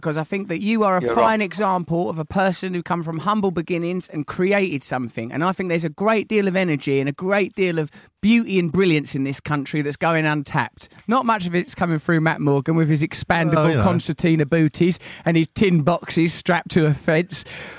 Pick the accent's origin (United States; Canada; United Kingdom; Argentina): United Kingdom; Sidcup, London; That's what I always used to say when I was a little girl growing up in Sidcup